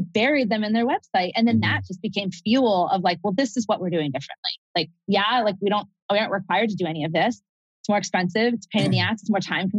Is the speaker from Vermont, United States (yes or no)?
yes; Vermont, United States; growing up in Vermont